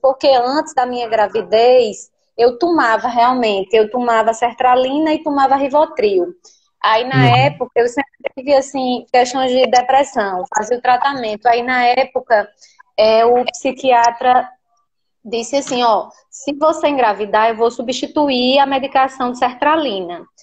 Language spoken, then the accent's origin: Portuguese; Natal, Rio Grande do Norte, Brazil; Eu sou do Rio Grande do Norte, Nordeste e no Rio Grande do Norte